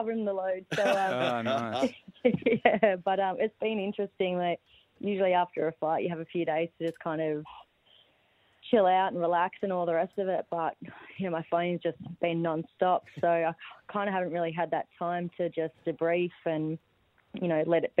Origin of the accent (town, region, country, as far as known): Badgingarra, Western Australia, Australia; born or raised there; also born or lived in Sydney; now in Townsville, Australia